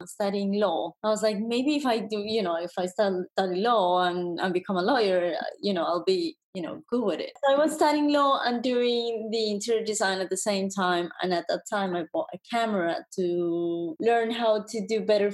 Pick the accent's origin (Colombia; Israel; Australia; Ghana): Colombia; first language Spanish; English is a second language; moved away as an adult; now in Paris, France; I come from Colombia. I'm from Colombia, South America.